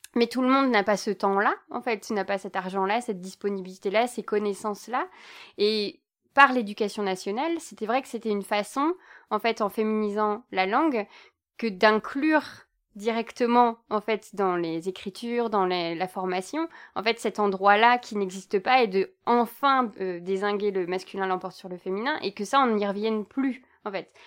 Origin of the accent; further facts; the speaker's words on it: Belgium; je ne suis pas française, je suis belge